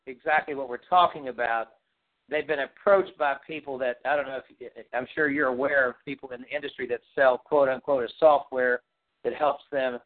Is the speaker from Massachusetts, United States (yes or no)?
no; West Virginia, United States; moved away as an adult; also born or lived in Florida; I moved to Florida from West Virginia when I was 18